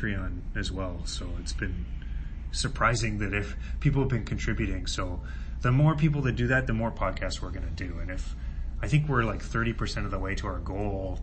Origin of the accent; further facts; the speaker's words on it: British Columbia, Canada; now in Toronto, Canada; growing up in Canada